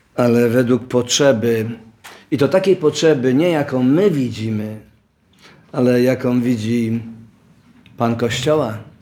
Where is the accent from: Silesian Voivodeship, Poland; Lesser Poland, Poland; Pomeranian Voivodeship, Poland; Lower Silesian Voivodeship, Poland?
Lesser Poland, Poland; Oświęcim; Urodziłem się w Oświęcimiu